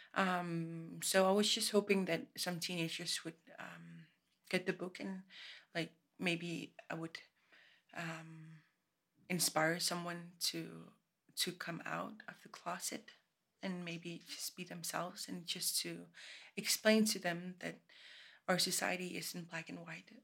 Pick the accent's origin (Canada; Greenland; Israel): Greenland; I'm from Greenland.